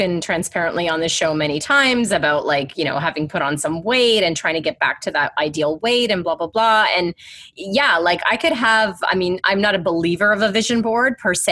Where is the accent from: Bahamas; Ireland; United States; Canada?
Canada; I'm Canadian.